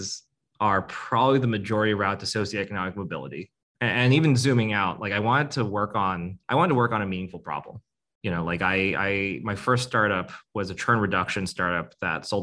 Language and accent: English; United States; I was born here in the States, but my parents were born in Vietnam